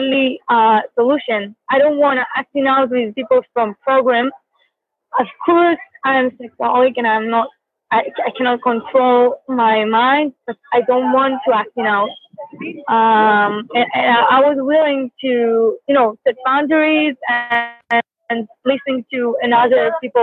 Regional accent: Israel; I'm from Israel.

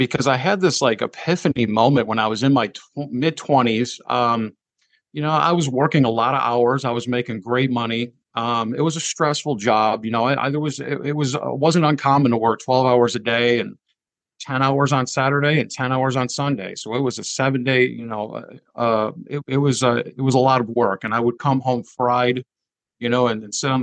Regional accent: Marcellus, Michigan, United States; grew up in Southwest Michigan in a small village town called Marcellus, which is a little bit southwest of Kalamazoo, Michigan

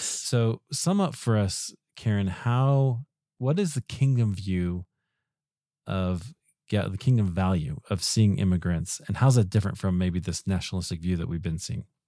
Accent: Iowa, United States; I grew up in Iowa

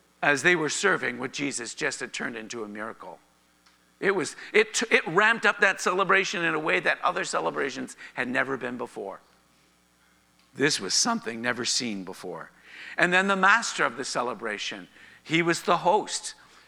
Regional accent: Canada; being Canadian

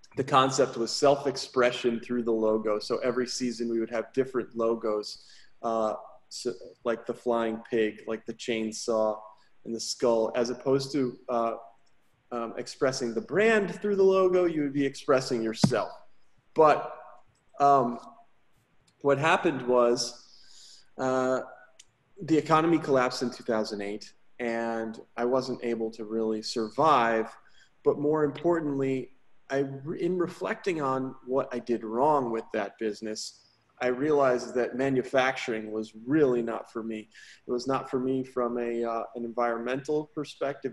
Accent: Woodbridge, Connecticut, United States; now in Houston, United States; I grew up in Woodbridge, Connecticut, outside of New Haven

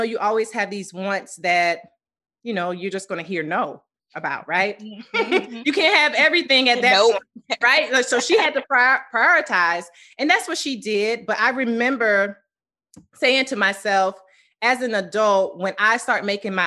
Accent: Columbia, South Carolina, United States; moved away; I am originally from Columbia, South Carolina.

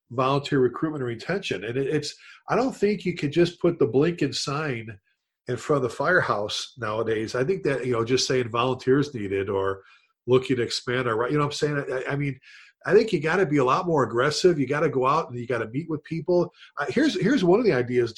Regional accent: Chicago, Illinois, United States; growing up in the Chicago area

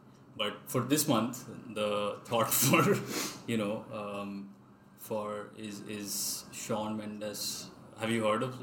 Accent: Mumbai, Maharashtra, India; moved away as an adult; also born or lived in Pilani; I was born and brought up in Mumbai. My parents have also been born and brought up there, so I lived in a bubble for 18 years basically, until I decided to leave the city

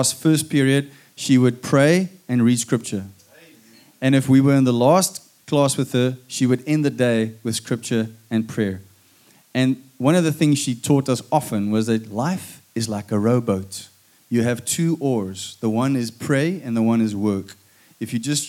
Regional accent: Stellenbosch, Western Cape, South Africa; I'm from Paul Roos

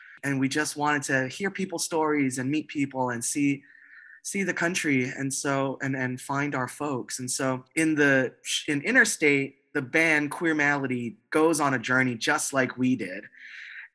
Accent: Hawaii, United States; moved away as an adult; also born or lived in Boston; I was in Boston, very far from home. I grew up in Hawaii

